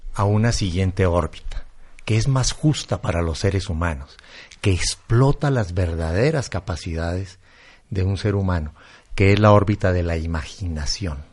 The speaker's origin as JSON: {"language": "Spanish", "country": "Colombia", "said": "yo soy colombiano"}